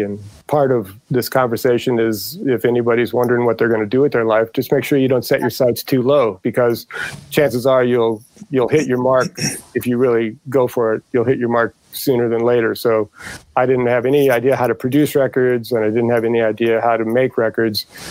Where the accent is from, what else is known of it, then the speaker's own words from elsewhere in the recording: St. Louis, Missouri, United States; moved away as an adult; also born or lived in Indianapolis / Detroit, Michigan / Dearborn; I grew up in uh, St. Louis, Missouri. I was born in Indianapolis